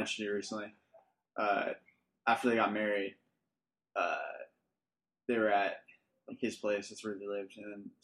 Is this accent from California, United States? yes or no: yes; Huntington Beach, California, United States; moved away as an adult; also born or lived in Fountain Valley, California / Salt Lake City, Utah / Kansas City; I was born in Fountain Valley, we lived in Huntington. Yeah. Grew up on Normandy Lane.